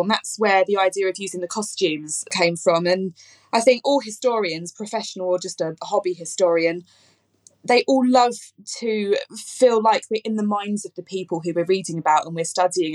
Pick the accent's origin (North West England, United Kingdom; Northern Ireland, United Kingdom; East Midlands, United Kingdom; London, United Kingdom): London, United Kingdom; I grew up in southeast London. In fact, I grew up in Eltham